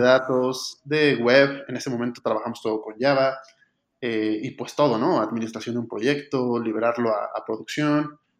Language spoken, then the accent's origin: Spanish; Mexico City, Mexico; soy originario de la Ciudad de México, México